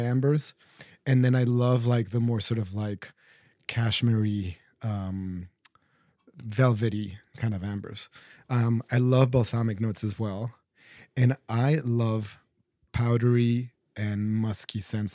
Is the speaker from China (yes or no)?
no; Mexico City, Mexico; I grew up in Mexico City and going on weekends to the historic center